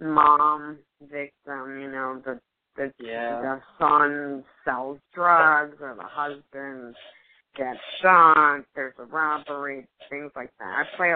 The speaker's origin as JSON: {"language": "English", "town": "New York City", "region": "New York", "country": "United States", "tie": "born or raised there", "also_born_or_lived": "Manhattan / Los Angeles", "accent": "New York sound", "first_language": "Spanish", "second_language": "English", "moved": "as an adult", "said": "I'm Colombian. I have Colombian parents, but I was first generation American. I was born in Manhattan, and I was raised in Queens. And I learned Spanish first, because my parents didn't speak English"}